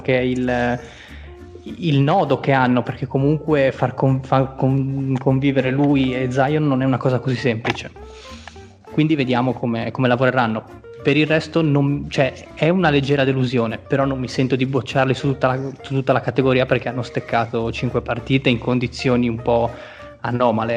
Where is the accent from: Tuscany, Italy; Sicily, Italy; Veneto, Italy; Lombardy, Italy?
Tuscany, Italy; sono, anzi peggio, sono toscano